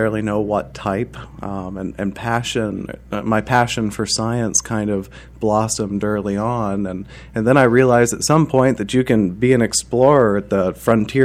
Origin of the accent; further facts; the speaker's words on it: Muncie, Indiana, United States; I grew up in Muncie, Indiana, and I went to Ball State University